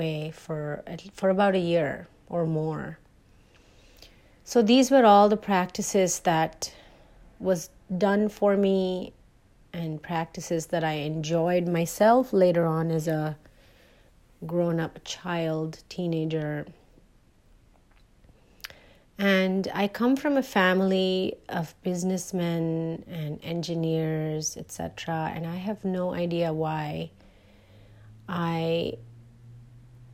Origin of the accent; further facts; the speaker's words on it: India; I grew up in India, and when you grow up in India, Ayurveda becomes part of your life from the moment you're born.